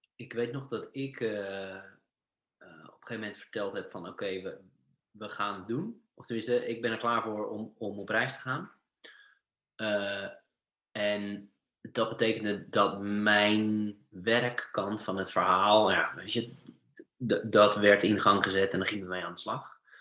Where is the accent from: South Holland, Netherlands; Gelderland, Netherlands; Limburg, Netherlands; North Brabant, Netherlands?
South Holland, Netherlands; Sassenheim; moved away as an adult; now in Norway; Ik kom, eh, uit Sassenheim uit de Bollenstreek